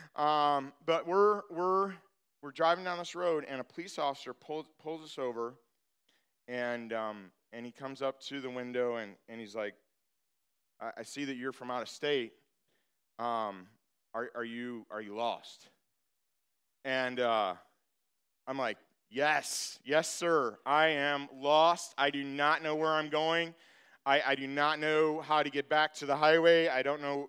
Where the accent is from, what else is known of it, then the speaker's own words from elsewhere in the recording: Michigan, United States; I'm from Michigan.